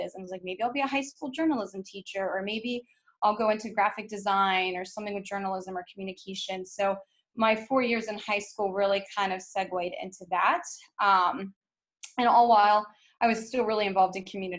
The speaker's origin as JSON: {"language": "English", "region": "West Virginia", "country": "United States", "tie": "born or raised there", "moved": "as an adult", "said": "I was born and raised in West Virginia and lived there pretty much my entire life until the year after I graduated college"}